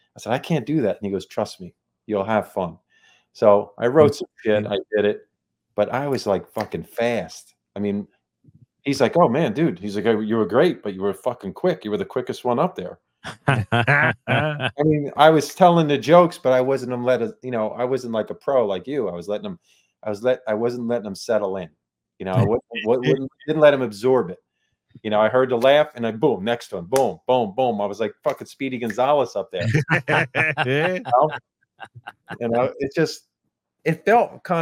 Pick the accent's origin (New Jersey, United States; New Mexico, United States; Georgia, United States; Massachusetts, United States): New Jersey, United States; I'm from Jersey